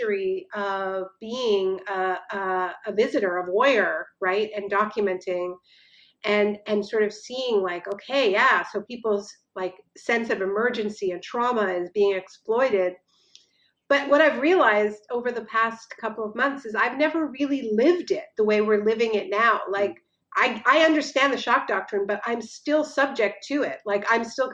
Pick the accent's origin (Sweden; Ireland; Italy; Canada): Canada; moved away as an adult; now in United States; I'm Canadian. I moved to this part of the world a year and almost 2 years ago